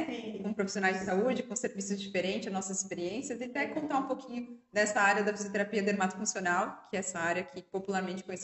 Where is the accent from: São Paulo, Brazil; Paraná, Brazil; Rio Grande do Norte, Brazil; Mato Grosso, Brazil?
São Paulo, Brazil; É, eu sou natural de São Paulo, fiz 40 anos